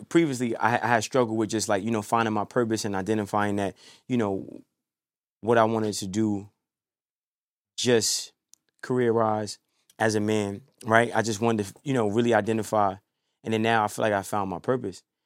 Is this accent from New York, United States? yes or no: yes; New York City, New York, United States; From New York. You know, I mean, I bounced back and forth growing up, you know, um, Brooklyn, Harlem